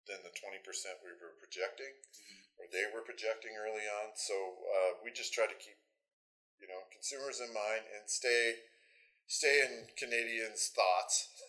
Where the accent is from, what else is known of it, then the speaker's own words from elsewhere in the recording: Lynden, Washington, United States; I grew up in Linden, so obviously I'm biased. Uh, but having lived there for so long and gone from a population, I think when I was younger, it was about 3,200 to now we're 15,000 something